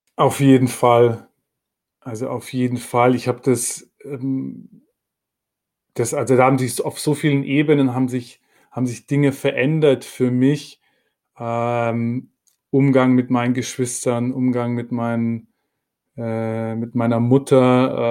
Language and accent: German; Munich, Bavaria, Germany; now in Berlin, Germany; ich komme ursprünglich aus München, meine Familie ist noch